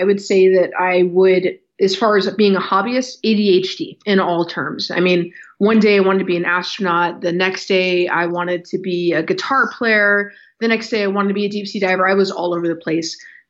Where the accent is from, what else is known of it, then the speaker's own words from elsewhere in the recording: Okinawa, Japan; Okinawa is where I identify as being home. It's where I connect with culturally. It's the background that I recognize more than anything.